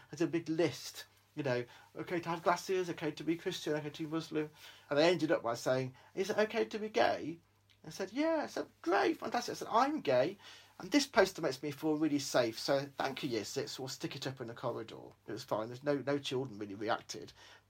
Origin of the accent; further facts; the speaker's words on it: Australia; born there; I said, I was born in Australia. I've got 7 sisters.